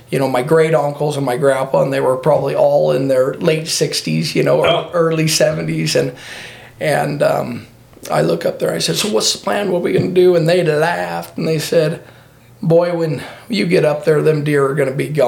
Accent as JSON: {"language": "English", "town": "Filer", "region": "Idaho", "country": "United States", "tie": "born or raised there", "said": "I grew up in Filer, Idaho. Lived here my whole life."}